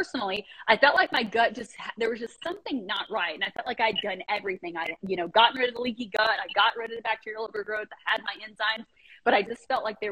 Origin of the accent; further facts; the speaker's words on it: United States; also born or lived in Japan; Love being an American